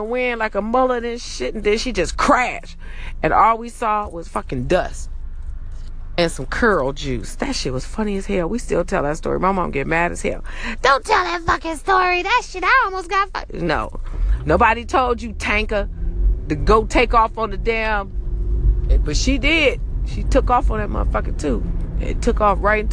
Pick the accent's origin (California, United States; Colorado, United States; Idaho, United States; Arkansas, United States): California, United States; Los Angeles; I'm from Cali. I'm from LA. And yeah, I even say it like I'm from